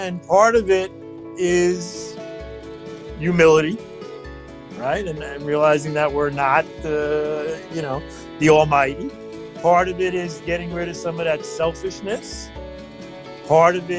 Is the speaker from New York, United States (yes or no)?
yes; New York, United States; I'm from New York.